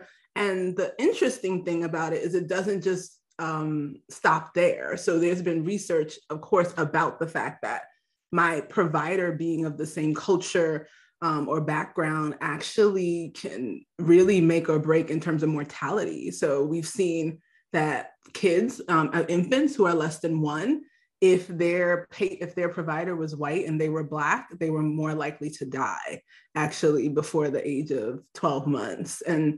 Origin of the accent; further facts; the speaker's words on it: Nigeria; Yeah, well, you know, I'm Nigerian, so we only have like two options, actually.